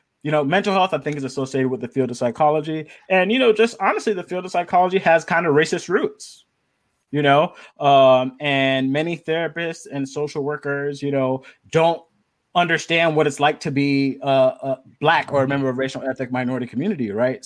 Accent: Miami, Florida, United States; moved away as an adult; also born or lived in Los Angeles, California; now in Long Beach, United States; I'm originally from Miami, Florida

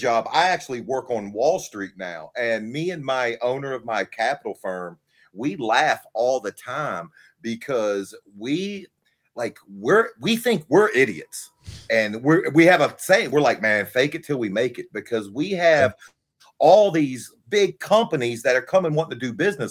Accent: Virginia, United States; I grew up in Virginia, and I watched Crockett Promotions

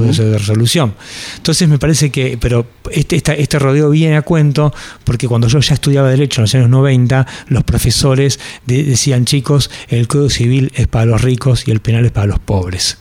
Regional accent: Argentina; somos los argentinos

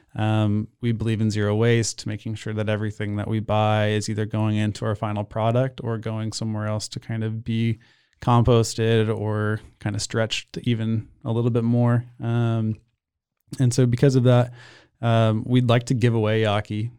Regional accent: Austin, Texas, United States; moved away as an adult; also born or lived in Portland, Oregon; now in Waco, United States; I grew up in Austin

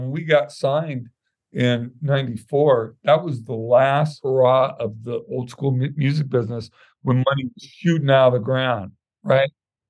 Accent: Santa Monica, California, United States; now in Pasadena, United States; I was born in Santa Monica Hospital and grew up in Santa Monica off and on. Lived in the housing project in Culver City, which is about 10 miles away. But yeah, I'm a West Side boy.

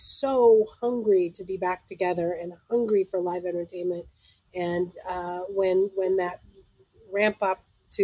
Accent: Los Angeles, California, United States; growing up in Los Angeles, I was very fortunate

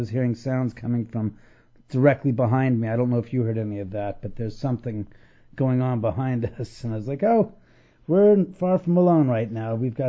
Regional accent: Los Angeles, California, United States; I was born and raised in Los Angeles. I've lived in the area, so to speak, in the hills of the West Side for most of my life. For the past 13 years, I've been living in a house that my father and I built.

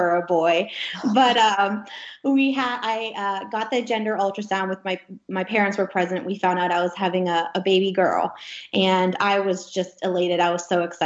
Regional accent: Gettysburg, Pennsylvania, United States; born or raised there; moved away as an adult; also born or lived in Alaska

